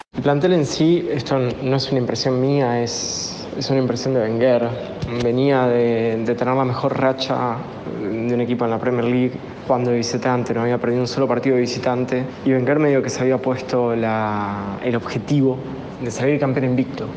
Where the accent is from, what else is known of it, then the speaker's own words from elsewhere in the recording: Argentina; somos un montón de hinchas argentinos del Arsenal